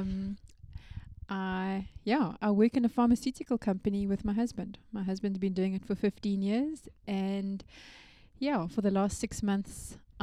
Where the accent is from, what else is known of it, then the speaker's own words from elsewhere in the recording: Benoni, Gauteng, South Africa; moved away; also born or lived in Stellenbosch / Cape Town; I'm originally from Benoni.